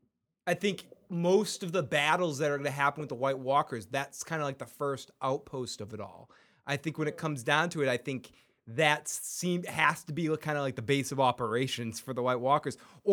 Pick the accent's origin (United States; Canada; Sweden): United States; Pennsylvania; I'm from Pennsylvania.